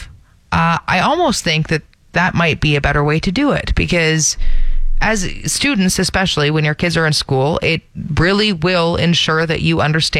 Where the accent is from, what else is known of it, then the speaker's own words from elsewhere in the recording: Ontario, Canada; moved away; when I was growing up in Ontario, Remembrance Day actually wasn't a holiday.